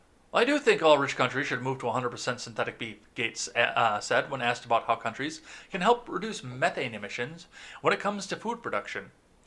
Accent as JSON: {"language": "English", "region": "Wisconsin", "country": "United States", "also_born_or_lived": "Minnesota", "said": "I'm from Wisconsin. I was born in Minnesota. Plus, I'm a Finnish ancestry, so I've got Viking in my blood."}